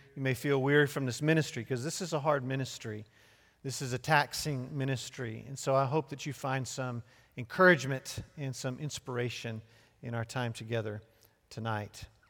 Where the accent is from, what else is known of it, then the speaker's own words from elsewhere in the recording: Chester, Pennsylvania, United States; Born and raised in Chester, Pennsylvania